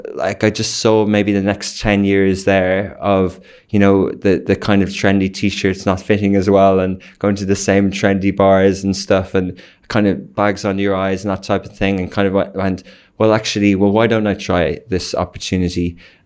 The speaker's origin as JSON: {"language": "English", "country": "Ireland", "tie": "born or raised there", "moved": "as an adult", "lives_now": "United Arab Emirates", "said": "Okay, so I grew up in 1980s in Ireland. I went to university in Dublin, UCD."}